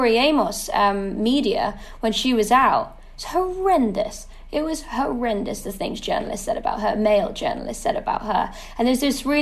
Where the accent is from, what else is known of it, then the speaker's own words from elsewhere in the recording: United Kingdom; being a Brit